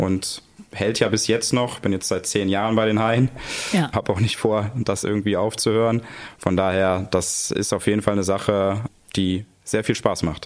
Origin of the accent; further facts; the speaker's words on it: Cologne, North Rhine-Westphalia, Germany; als Kölner